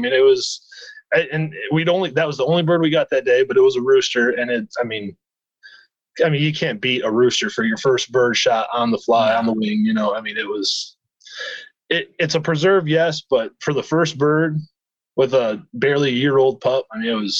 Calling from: Brown City, Michigan, United States; So I'm calling from Brown City, Michigan, and it's right in the thumb of the Lower Peninsula.

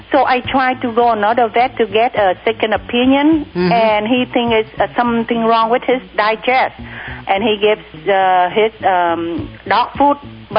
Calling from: Santa Barbara, California, United States; I'm calling from Santa Barbara.

